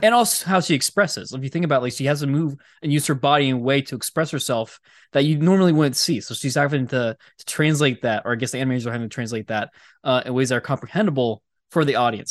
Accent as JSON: {"language": "English", "town": "Hershey", "region": "Pennsylvania", "country": "United States", "tie": "born or raised there", "said": "we grew up around Hershey"}